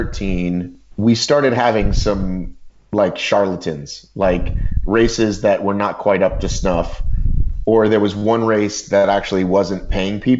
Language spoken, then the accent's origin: English; United States; you could sort of think of me as an American